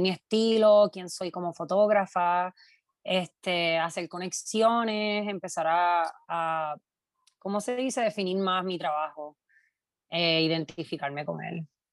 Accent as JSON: {"language": "Spanish", "town": "Quebradillas", "country": "Puerto Rico", "tie": "born or raised there", "also_born_or_lived": "Brooklyn, New York", "moved": "as an adult", "lives_now": "New York, United States", "said": "Soy nacida y criada en Quebradilla."}